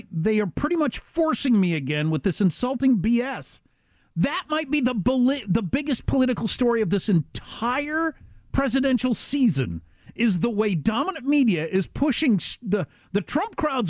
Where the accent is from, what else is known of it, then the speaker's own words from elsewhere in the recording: Kansas, United States; moved away; also born or lived in Tennessee; my home state of Kansas